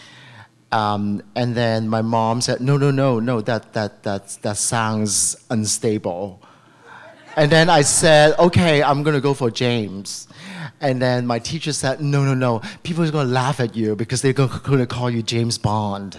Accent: Macau; now in San Francisco, United States; I was born in Macau

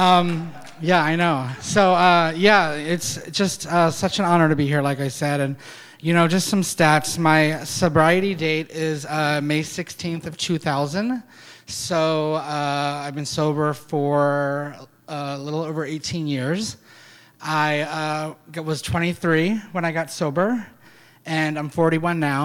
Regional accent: Pasadena, Maryland, United States; also born or lived in Alameda; now in San Francisco, United States; I grew up in Pasadena, Maryland, and I just never felt like I was supposed to be there

